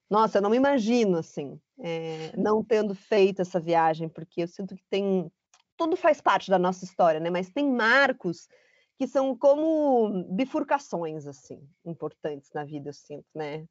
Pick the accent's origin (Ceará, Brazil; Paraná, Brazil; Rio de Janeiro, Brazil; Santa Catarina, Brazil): Paraná, Brazil; Curitiba; moved away as an adult; also born or lived in São Paulo; eu sou curitibana